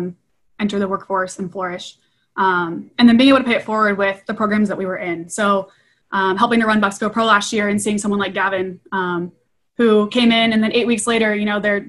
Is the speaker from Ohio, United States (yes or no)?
yes; Ohio, United States; I was born and raised in Ohio